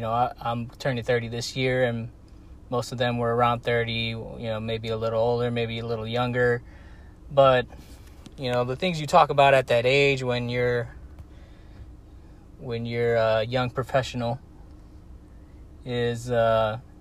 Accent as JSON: {"language": "English", "country": "United States", "moved": "as an adult", "lives_now": "Guatemala", "said": "as an American"}